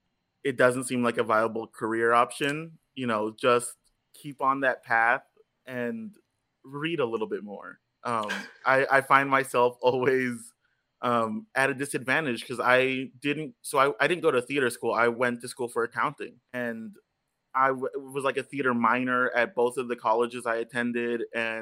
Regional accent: Texas, United States; But I was a kid from South Texas that had no concept of what Washington Heights was.

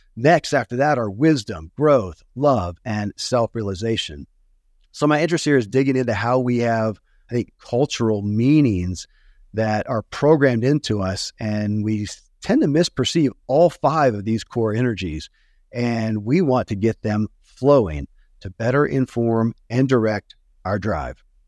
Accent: Kentucky, United States; born or raised there

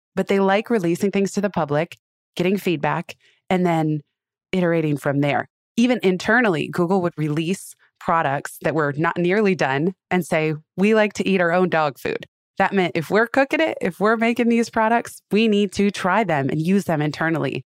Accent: Silicon Valley, California, United States; I grew up in Silicon Valley

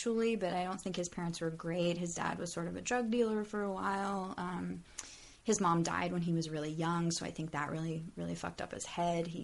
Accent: Sacramento, California, United States; also born or lived in Salt Lake City; I was born in Sacramento, lived there most of my childhood, although we moved a lot.

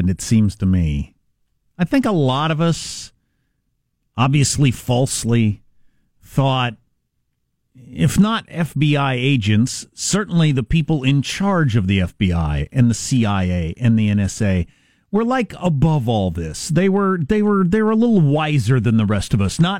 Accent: United States; I'm an American and I work for the Central Intelligence Agency and I try to do what's best for that.

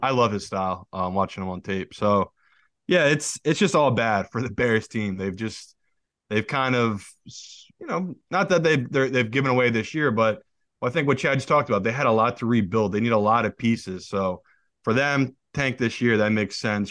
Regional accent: United Kingdom; now in United States; As a Brit

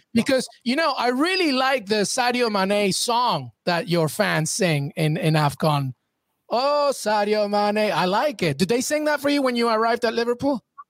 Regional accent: Peru; I'm Peruvian, so I'm South American

